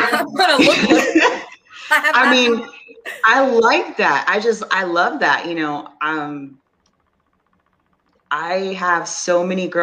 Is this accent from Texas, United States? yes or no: yes; Texas, United States; I'm from Texas